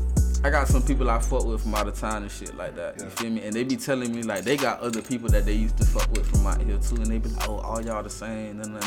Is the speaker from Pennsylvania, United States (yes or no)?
no; Lauderdale Lakes, Florida, United States; also born or lived in Sunland, Florida; I'm from Lakes. You feel me? And I ain't gonna lie, I spent most of my childhood in Lakes, too.